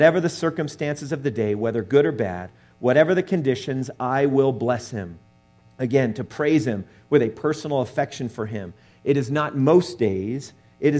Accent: Southern California, United States; I grew up in Southern California

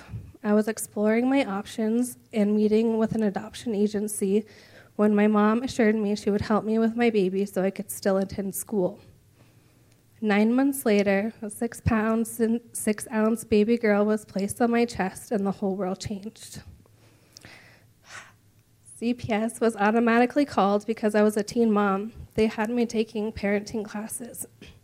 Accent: Reno, Nevada, United States; I was born and raised in Reno, Nevada

